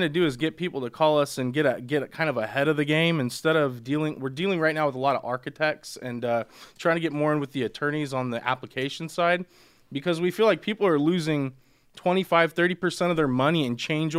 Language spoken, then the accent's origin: English; Buena Park, California, United States; I'm from Buena Park, but I hung out in Brea and Placentia. I went to Servite